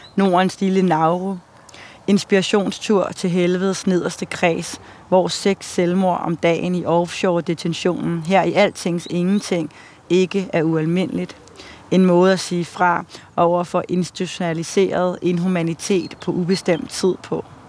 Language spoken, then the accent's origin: Danish; Denmark; her, hvor jeg voksede op